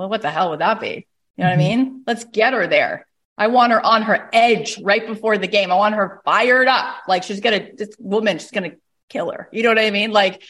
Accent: Canada; I'm also Canadian.

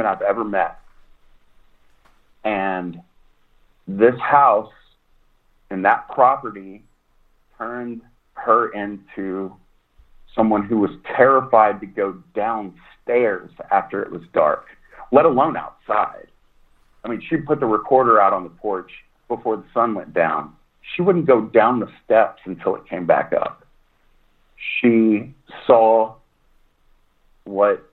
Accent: East Texas, United States; I'm from East Texas. I'm from the Piney Woods and oak trees

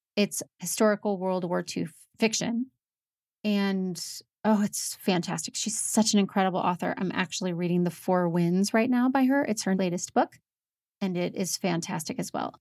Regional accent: United States; moved away as an adult; also born or lived in Rocky Mountains; I'm from Saint Louis in Indiana, and we moved to the Rocky Mountains

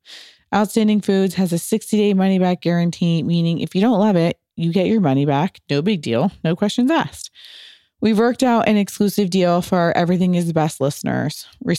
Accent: Midwest, United States; He's from Chile. I am from the Midwest.

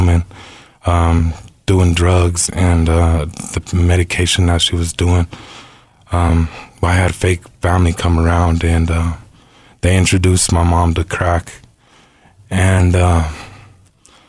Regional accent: Denver, Colorado, United States; I'm from Denver, born and raised.

